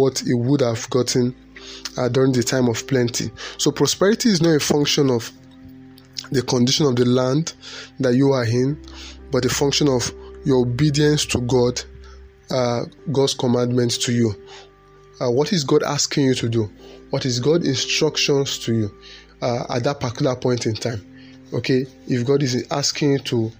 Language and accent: English; Nigeria; as a Nigerian